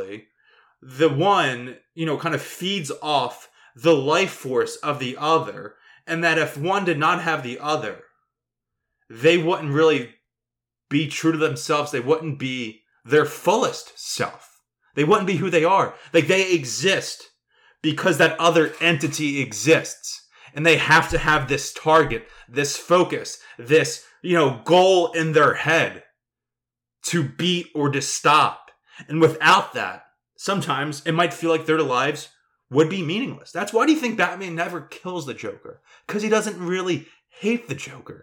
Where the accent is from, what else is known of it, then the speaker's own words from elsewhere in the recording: Philadelphia, Pennsylvania, United States; go to grade school and growing up in South Philly